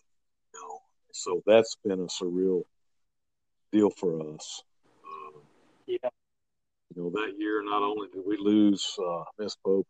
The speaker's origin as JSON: {"language": "English", "country": "Iran", "second_language": "English", "said": "Walking out there, you know, we're from Iran. We don't have a clue how to get around anything"}